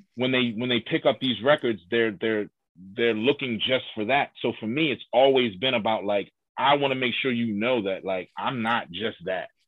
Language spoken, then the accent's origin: English; Philadelphia, Pennsylvania, United States; I'm from Hilltop